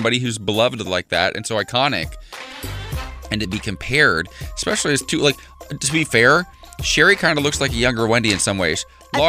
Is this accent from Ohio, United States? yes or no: yes; Ohio, United States; now in Los Angeles, United States; Ohio, my home state.